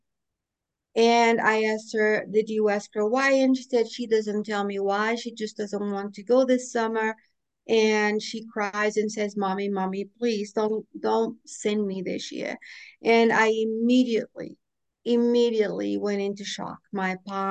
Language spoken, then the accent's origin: English; Portugal; also born or lived in Boston, United States; now in North Carolina, United States; I lived in Boston for 37 years after I moved from my homeland of Portugal